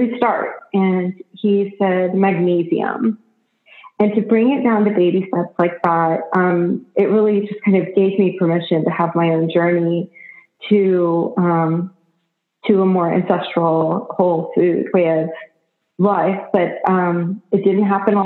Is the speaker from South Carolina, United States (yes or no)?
no; Austin, Texas, United States; I grew up in Austin, Texas